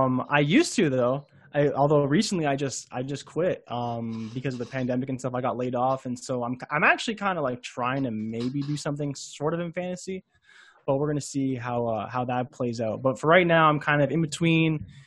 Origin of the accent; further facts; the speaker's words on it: Milton, Ontario, Canada; I'm from Toronto, Canada. I'm from not like downtown, but a lot of Americans have no idea where Milton is.